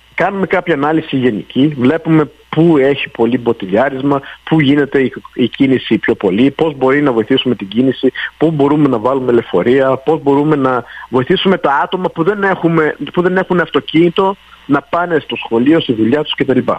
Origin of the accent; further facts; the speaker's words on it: Montreal, Quebec, Canada; μεγάλωσα στο Park X